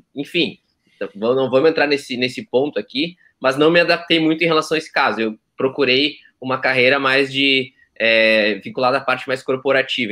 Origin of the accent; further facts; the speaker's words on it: Santa Cruz do Sul, Rio Grande do Sul, Brazil; moved away as an adult; also born or lived in Porto Alegre; eu sou nascido e criado em Santa Cruz, tá? Então a cidade é até perto de vocês aí